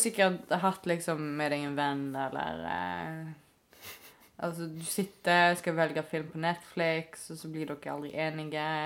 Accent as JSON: {"language": "Norwegian", "town": "Stord", "region": "Vestland", "country": "Norway", "moved": "yes", "lives_now": "Bergen, Norway", "said": "Nå kommer jeg jo òg fra Stord, som er en veldig nynorsk ja. kommune. Mm. Så jeg har jo alltid skrevet nynorsk siden jeg var liten"}